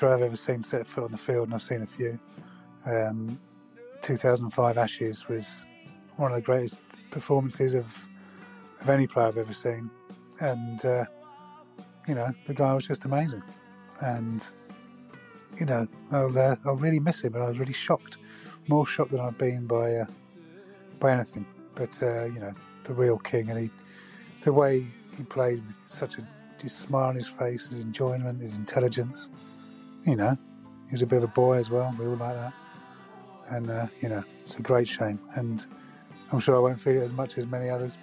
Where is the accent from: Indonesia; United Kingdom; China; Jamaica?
United Kingdom; England; I'm an Englishman in my mid-40s